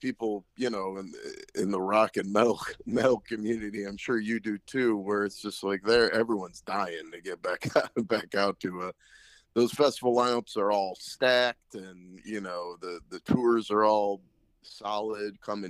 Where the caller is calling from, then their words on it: Riverside County, Los Angeles area, California, United States; I'm calling from Riverside County in the Los Angeles area